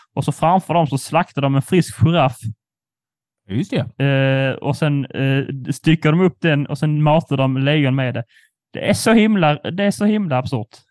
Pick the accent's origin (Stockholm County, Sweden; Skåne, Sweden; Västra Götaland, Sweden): Skåne, Sweden; vi som skåningar